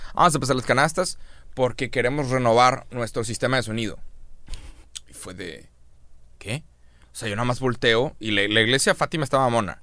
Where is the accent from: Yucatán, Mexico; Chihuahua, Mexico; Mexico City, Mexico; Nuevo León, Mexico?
Nuevo León, Mexico; Monterrey; es un término que usamos en Monterrey